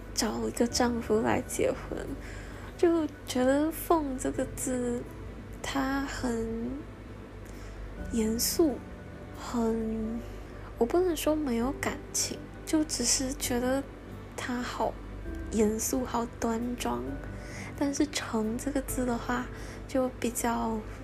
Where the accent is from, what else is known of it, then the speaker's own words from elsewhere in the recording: Malaysia; 他们都来马来西亚玩，到我的家乡来